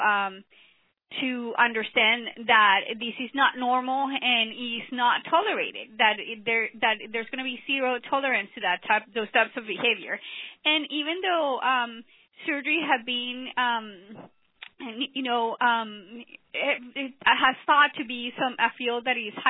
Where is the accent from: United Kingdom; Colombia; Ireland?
Colombia; moved away as an adult; I came from Colombia, South America